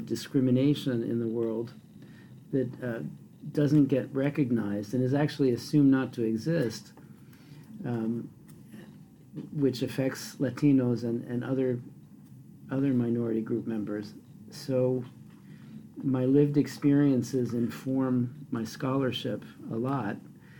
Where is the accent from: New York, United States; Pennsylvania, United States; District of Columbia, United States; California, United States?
District of Columbia, United States; Washington; first language Spanish; English is a second language; I was born in Washington, D.C. Both of my parents are immigrants from Central and South America. Spanish was my first language, and I didn't learn English, I think, until I began, I entered public